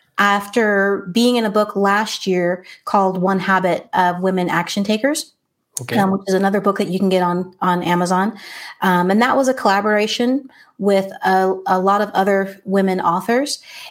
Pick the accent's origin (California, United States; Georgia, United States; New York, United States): California, United States; born there; Yeah, so I was born in California. And traveled quite a bit. I was born to military parents